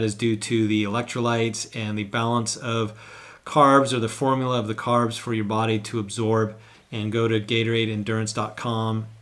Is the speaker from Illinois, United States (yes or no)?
no; Northern California, United States; moved away as an adult; now in Hawaii, United States; I grew up in Northern California